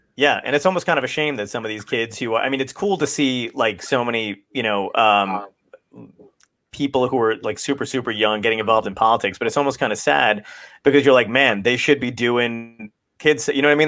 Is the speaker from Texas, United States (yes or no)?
no; Ocean County, New Jersey, United States; we grew up in New Jersey in Ocean County